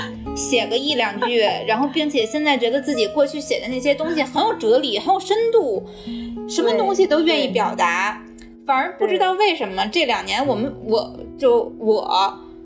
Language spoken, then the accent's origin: Chinese; Tianjin, China; moved away as an adult; now in Beijing, China; 我是天津人，呃，算是，就是家乡算是在天津的那个郊区，所以刚来北嗯。京的时候其实是有一种，就是小镇姑娘来到大城市的那种感觉